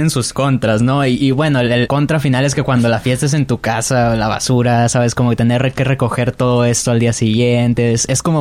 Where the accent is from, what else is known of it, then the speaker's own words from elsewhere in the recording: Sinaloa, Mexico; nosotros somos de Sinaloa, aquí en Sinaloa hace mucho calor